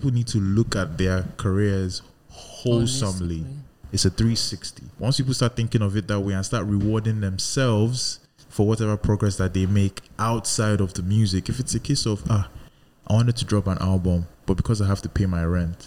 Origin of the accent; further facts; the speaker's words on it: Nigeria; I'm still a Nigerian.